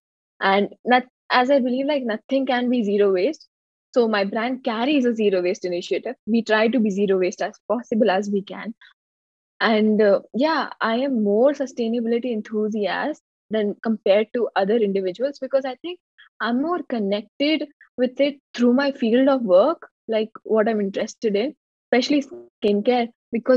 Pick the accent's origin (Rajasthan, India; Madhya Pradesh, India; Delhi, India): Madhya Pradesh, India; Jabalpur; I'm from Jabalpur, Madhya Pradesh, India